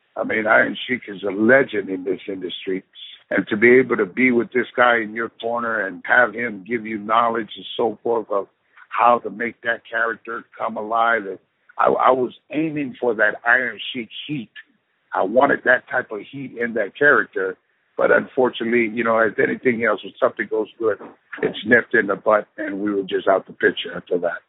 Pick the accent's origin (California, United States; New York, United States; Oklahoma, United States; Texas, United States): California, United States; San Francisco; growing up in San Francisco, California